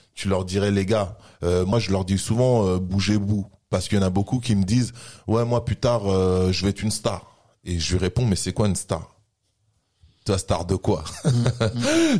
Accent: France; français sur mes papiers et français dans mon mode de vie et dans mon comportement

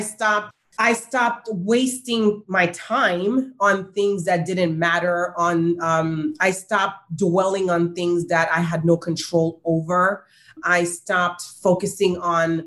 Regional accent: Haiti; moved away; I grew up in Haiti

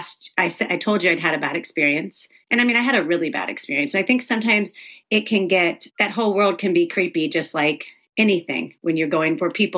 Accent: the South, United States; I grew up in the South

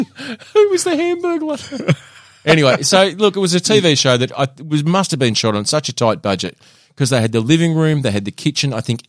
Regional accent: Tasmania, Australia; So, the issues that we faced growing up in Tassie in the 90s.

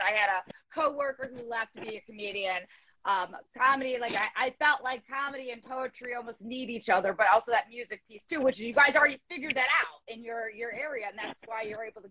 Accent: Ohio, United States; I'm from Ohio.

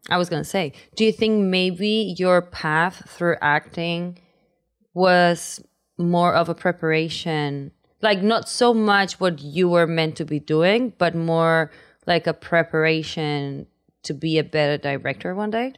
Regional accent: Spain; English is a second language; moved away; I come from Spain. So in Spain, the chances of knowing someone that is into acting are very minimal.

